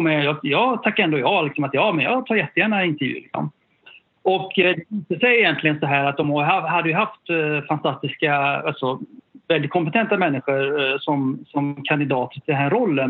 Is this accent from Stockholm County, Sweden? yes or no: no; Sollebrunn, Västra Götaland, Sweden; also born or lived in Gothenburg / Japan; sen flyttade vi tillbaka till ett samhälle utanför, ja, norr om Göteborg uh, som heter Sollebrunn, ett, lit, litet samhälle ute på landet i Västergötland